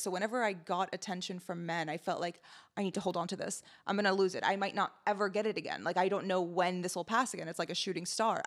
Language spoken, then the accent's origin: English; United States; also born or lived in Lebanon; I moved to America in 2001 from Lebanon and I grew up as one of the very few brown people in Montgomery County